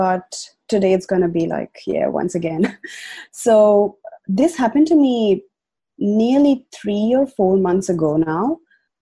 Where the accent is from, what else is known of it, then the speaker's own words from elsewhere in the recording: India; moved away as an adult; now in Australia; I migrated from India to Australia now 5 years ago